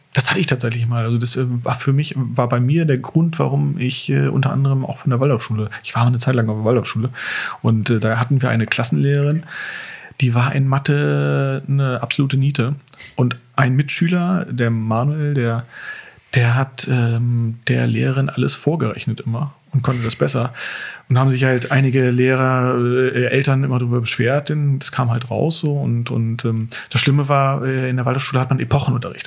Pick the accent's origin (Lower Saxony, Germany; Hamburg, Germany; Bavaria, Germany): Lower Saxony, Germany; Walsrode; in Walsrode geboren und äh, ja, als Kind dann erstmal äh, woanders gewesen, also aber immer im, im Großraum Walsrode